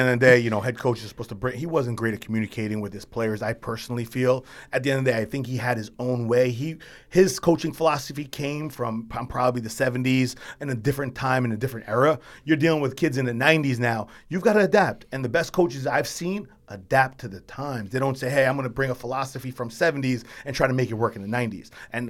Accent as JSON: {"language": "English", "country": "United States", "said": "I have no choice because I'm an American."}